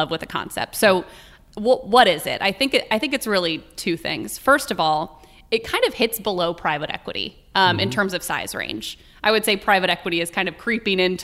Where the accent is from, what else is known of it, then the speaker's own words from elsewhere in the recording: Midwest, United States; growing up in the Midwest, I was an only child